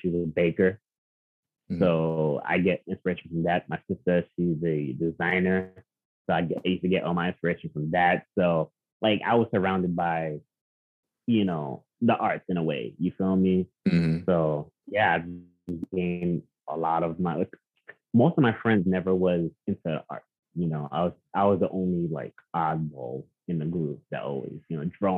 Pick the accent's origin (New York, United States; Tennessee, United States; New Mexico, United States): New York, United States; New York City; moved away as an adult; now in Upstate New York, United States; I had an amazing childhood growing up in Queens